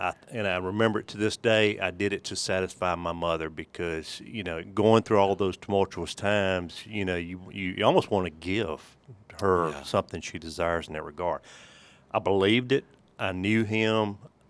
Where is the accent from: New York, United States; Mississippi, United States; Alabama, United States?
Mississippi, United States; I grew up in Holmes County, Mississippi. My mother and father had four boys, God bless her.